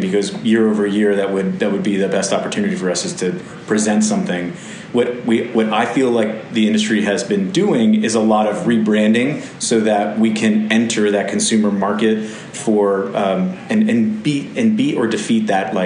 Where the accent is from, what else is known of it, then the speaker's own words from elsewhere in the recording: Connecticut, United States; now in Alexandria, VA, United States; I really loved the Whalers as a kid growing up in Connecticut